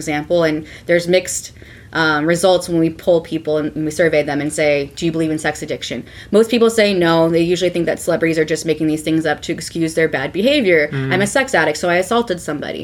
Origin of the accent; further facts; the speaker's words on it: California, United States; I grew up in California, which is pretty liberal